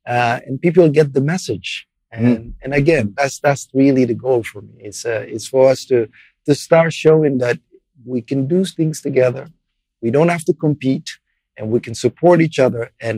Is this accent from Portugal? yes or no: yes; Portugal; English is a second language; moved away; I was an immigrant with, you know, I didn't speak English at the time either.